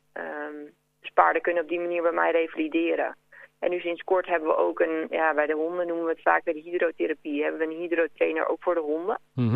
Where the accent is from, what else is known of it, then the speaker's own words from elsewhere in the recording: Kudelstaart, North Holland, Netherlands; moved away as an adult; now in Mill, Netherlands; uit Kudelstaart